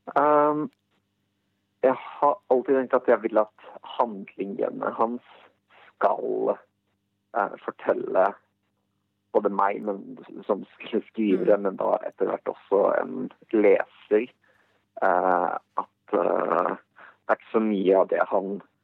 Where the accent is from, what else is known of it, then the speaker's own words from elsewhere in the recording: Bosnia & Herzegovina; now in Norway; hjemlandet mitt og den kulturen som jeg kjenner derfra